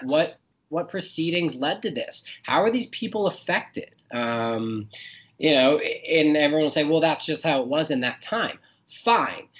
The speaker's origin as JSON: {"language": "English", "country": "United States", "said": "I'm an American"}